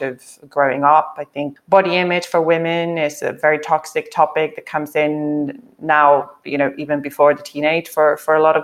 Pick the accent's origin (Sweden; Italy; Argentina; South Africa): Sweden; moved away as an adult; also born or lived in Africa / France / Spain / Germany; now in United Kingdom; I grew up, I went to school in Sweden. I was born in Sweden, lived a little bit in Africa as a child, and then back in Sweden.